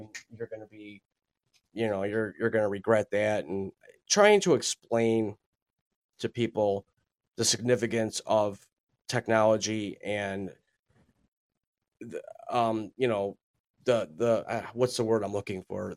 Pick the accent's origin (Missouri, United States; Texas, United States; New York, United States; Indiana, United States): New York, United States; Buffalo; born and raised in Buffalo, New York